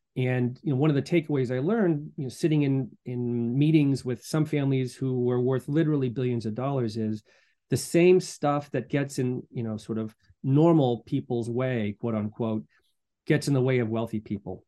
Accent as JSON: {"language": "English", "town": "Medfield", "region": "Massachusetts", "country": "United States", "tie": "born or raised there", "also_born_or_lived": "Boston / Durham, North Carolina / Latvia", "moved": "as an adult", "said": "I'm from Boston originally, born, raised in Medfield"}